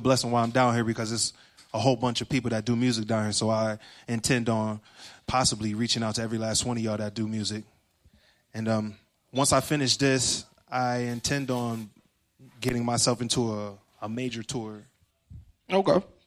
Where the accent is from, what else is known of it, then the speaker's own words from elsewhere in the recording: Rochester, New York, United States; I'm from Rochester, New York. That's upstate